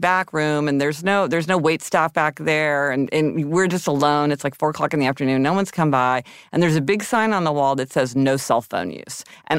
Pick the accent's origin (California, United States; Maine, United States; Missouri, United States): Missouri, United States; Okay, I'm from Missouri.